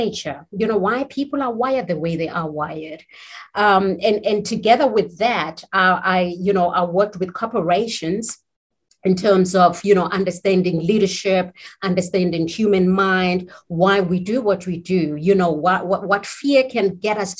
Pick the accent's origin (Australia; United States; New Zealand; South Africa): South Africa; being South African, I mean, I was born in South Africa, and given the South African history of apartheid, I consider, you know, diversity, inclusion is very personal to me because I grew up in the days